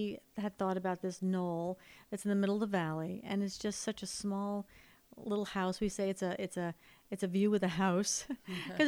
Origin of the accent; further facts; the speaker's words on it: upstate New York, United States; moved away as an adult; now in Los Angeles, United States; I was from upstate New York